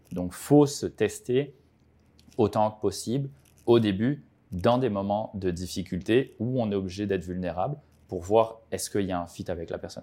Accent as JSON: {"language": "French", "country": "French Polynesia", "tie": "born or raised there", "also_born_or_lived": "France / Quebec", "moved": "yes", "lives_now": "Montreal, Canada", "said": "je viens de France, j'ai grandi à Tahiti"}